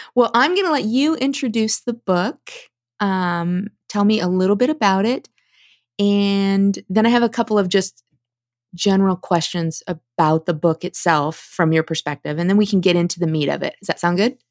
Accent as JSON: {"language": "English", "region": "Midwest", "country": "United States", "tie": "born or raised there", "said": "I was raised in the Midwest as well"}